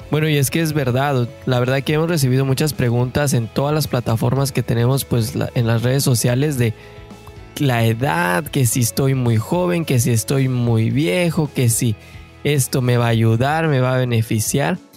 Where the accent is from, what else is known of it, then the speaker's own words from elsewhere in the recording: Mexico; moved away as an adult; now in Canada; somos mexicanos de corazón que venimos en busca de ese famosísimo sueño canadiense